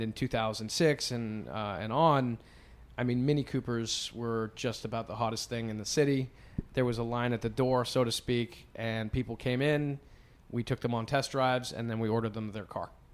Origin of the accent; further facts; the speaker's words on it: White River Junction, Vermont, United States; moved away as an adult; also born or lived in western Massachusetts / southern Maine; now in New York, United States; I grew up in, in White River Junction, Vermont. I was born and raised halfway up on the right side of Vermont